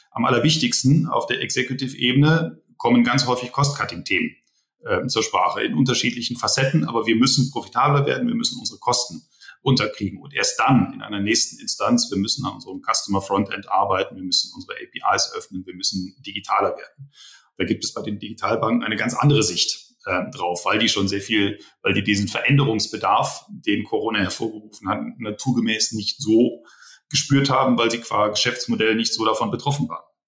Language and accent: German; Rhineland, Germany; Ich bin ja eigentlich Rheinländer äh, gebürtig.